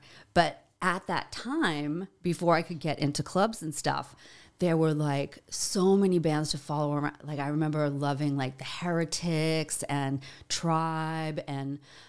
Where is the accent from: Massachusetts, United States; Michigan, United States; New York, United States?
Massachusetts, United States; Boston; He didn't because he knows I'm from Boston.